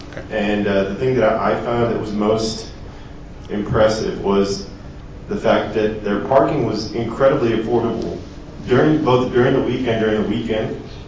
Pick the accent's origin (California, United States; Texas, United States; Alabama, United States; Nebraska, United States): Texas, United States; So I'm a transplant from Texas